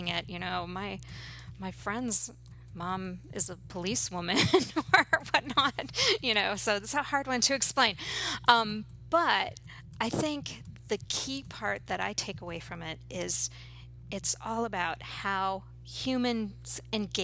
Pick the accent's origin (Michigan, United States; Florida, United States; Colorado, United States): Michigan, United States; outside of Ann Arbor; moved away as an adult; also born or lived in New York City; now in Hudson Valley, United States; I grew up outside of Ann Arbor